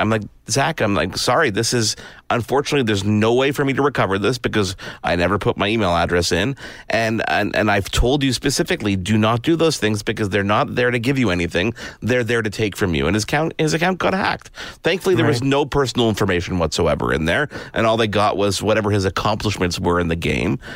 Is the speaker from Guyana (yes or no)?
no; Canada; I'm I'm a Canadian.